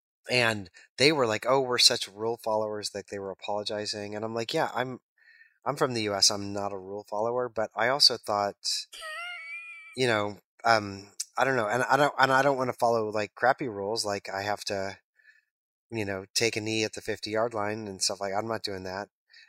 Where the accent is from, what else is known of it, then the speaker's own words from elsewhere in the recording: New York, United States; But then I'm like, I'm from New York. I'm just going to take a left turn at the intersection because that's what I do.